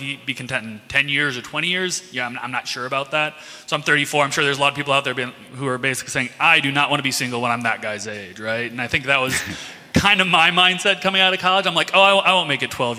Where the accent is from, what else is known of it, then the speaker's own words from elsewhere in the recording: Midland, Michigan, United States; moved away as an adult; now in Chicago, United States; I grew up in Midland, Michigan